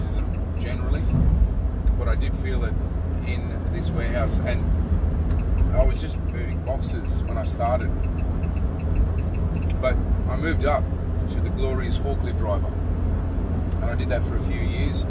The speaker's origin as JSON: {"language": "English", "town": "Sydney", "region": "New South Wales", "country": "Australia", "tie": "born or raised there", "also_born_or_lived": "Melbourne, Australia", "said": "I was born in Melbourne and was moved out of Melbourne at the age of 11 to live in Sydney."}